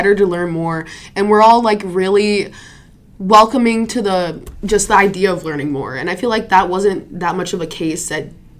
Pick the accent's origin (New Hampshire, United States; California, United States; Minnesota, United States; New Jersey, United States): Minnesota, United States; Prairie Island; Because I'm from the Dakota tribe, from Prairie Island, if